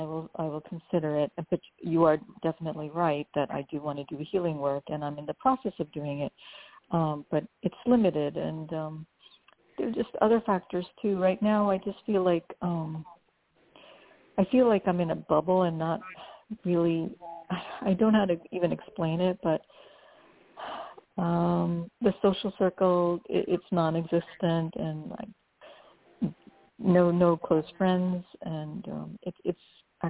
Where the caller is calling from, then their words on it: New Jersey, United States; I'm calling from New Jersey.